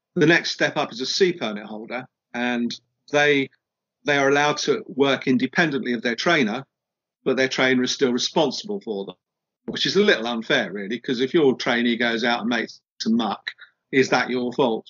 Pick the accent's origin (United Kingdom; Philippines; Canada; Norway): United Kingdom; we're British